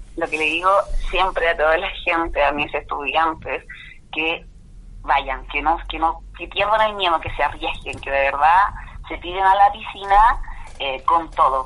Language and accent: Spanish; Curicó, Maule, Chile; vengo de Chile, de Curicó y siempre del campo.